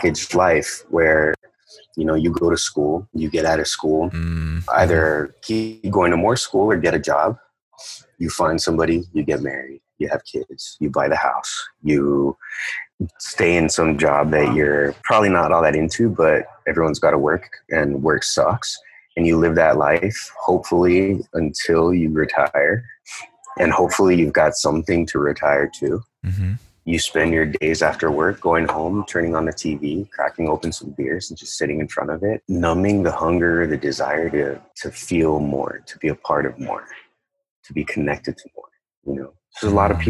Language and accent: English; United States; They came to the States. I grew up right on the border. So they came to the States and settled here shortly before I was born